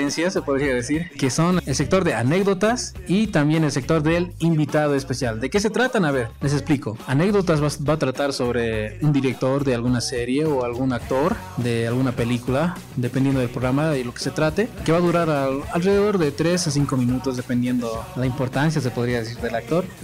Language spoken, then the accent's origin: Spanish; La Paz, Bolivia; ya saben que somos del país de Bolivia, habitamos en La Paz.